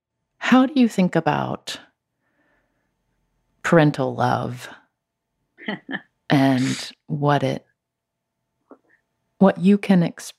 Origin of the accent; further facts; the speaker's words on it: Charleston, West Virginia, United States; moved away; Shout out to my hometown.